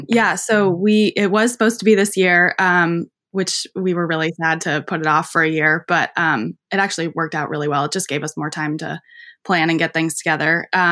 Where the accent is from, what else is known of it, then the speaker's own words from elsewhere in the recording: Vermont, United States; I grew up in Vermont, and that's where I am right now.